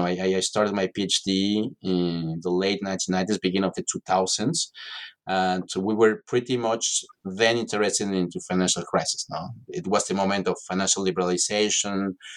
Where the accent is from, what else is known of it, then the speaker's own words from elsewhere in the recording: Mexico City, Mexico; English is a second language; No, I'm from Mexico City originally, and I'm